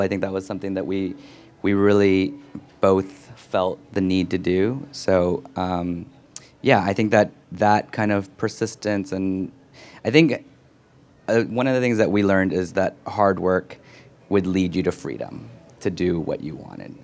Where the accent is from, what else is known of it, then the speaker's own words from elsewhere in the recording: San Francisco, California, United States; moved away as an adult; also born or lived in Los Angeles / Berkeley; now in New York, United States; then we moved to Berkeley and the Bay Area and growing up in San Francisco and, you know, ninety-three and on and moving to New York in two thousand